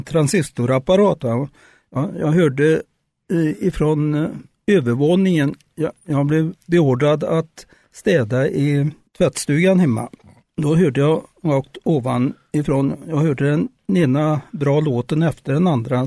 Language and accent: Swedish; Sweden; Jag bodde i Längum då jag är född i Längum, bodde där i första 30 åren.